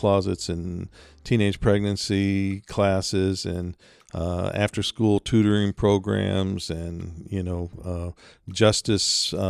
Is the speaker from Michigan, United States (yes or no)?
yes; Detroit, Michigan, United States; So I was raised near Detroit.